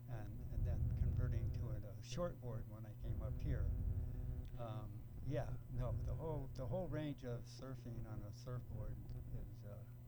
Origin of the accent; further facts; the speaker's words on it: Los Angeles, California, United States; also born or lived in Kellogg, Idaho; I moved to L.A., 108th and Main and Figueroa, that's basically in Watts, until kindergarten to fourth grade